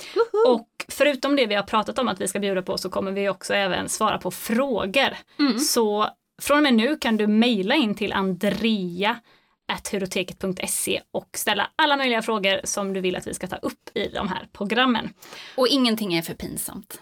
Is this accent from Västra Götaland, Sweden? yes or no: yes; Gothenburg, Västra Götaland, Sweden; now in Jönköping, Sweden; jag är född göteborgare